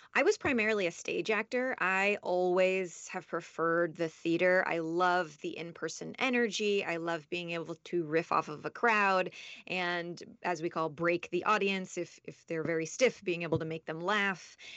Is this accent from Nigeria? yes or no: no; Los Angeles, California, United States; also born or lived in Boston / Washington, D.C. / New York City; I grew up here in Los Angeles, and by here, I mean where I'm sitting in this moment